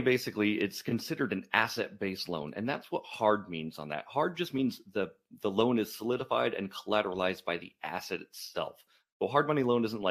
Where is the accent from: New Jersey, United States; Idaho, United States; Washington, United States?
Idaho, United States; Northern; I'm born and raised in Northern Idaho